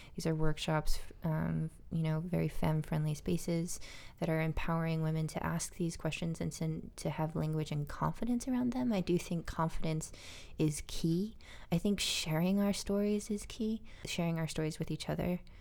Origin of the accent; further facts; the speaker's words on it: Albuquerque, New Mexico, United States; I grew up in Albuquerque, New Mexico